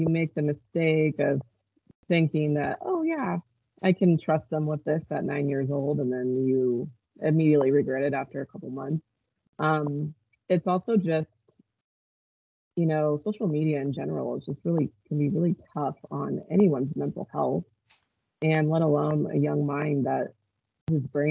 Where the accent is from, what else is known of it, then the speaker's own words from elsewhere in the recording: Eugene, Oregon, United States; moved away as an adult; I moved back to my hometown in Eugene, Oregon, and I had a son.